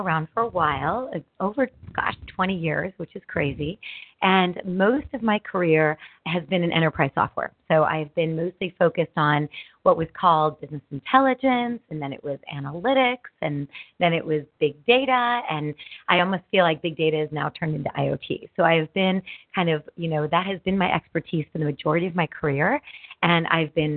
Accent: St. Louis, Missouri, United States; now in Bay Area, United States; I'm actually from the Midwest. I know what cold is like, but St. Louis wasn't that cold.

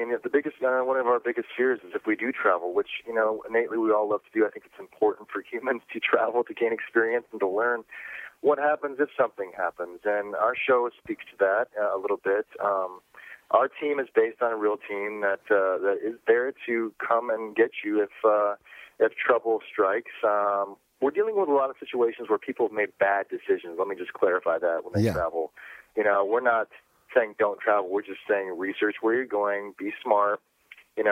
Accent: Michigan, United States; I grew up in Michigan in a small town, as in cornfields, as American as it gets

